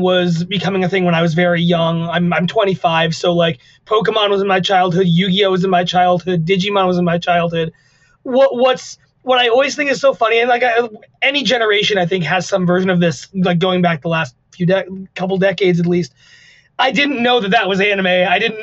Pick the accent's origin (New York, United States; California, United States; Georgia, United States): New York, United States; the Adirondacks, upstate; I am an upstate New York boy. The Adirondacks